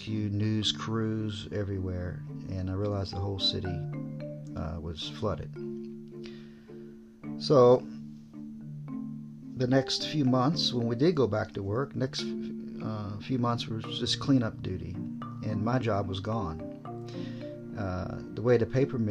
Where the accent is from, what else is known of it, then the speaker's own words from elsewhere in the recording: Virginia, United States; moved away as an adult; now in Japan; I'm from Virginia.